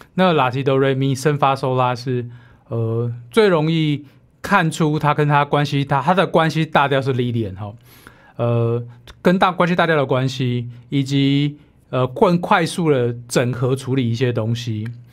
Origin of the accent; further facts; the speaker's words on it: Taiwan; 其实我们台湾人都会嘛， 会听得懂一点台语，听得懂英语